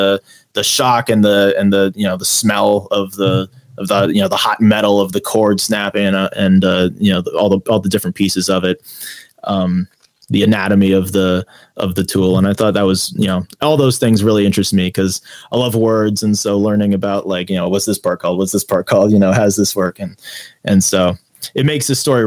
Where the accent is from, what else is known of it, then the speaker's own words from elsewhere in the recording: United States; I'm an author from America